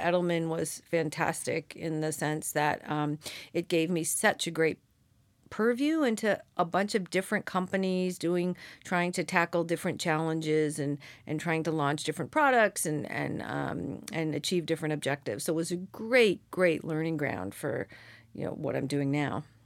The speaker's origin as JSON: {"language": "English", "town": "Seal Beach", "region": "California", "country": "United States", "tie": "born or raised there", "said": "I grew up in Orange County"}